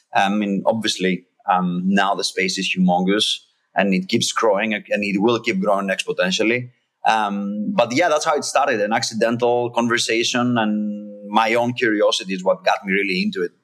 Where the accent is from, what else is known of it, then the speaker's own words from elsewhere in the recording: Greece; English is a second language; now in United States; I'm, I'm from Greece originally. Um, I live in the US.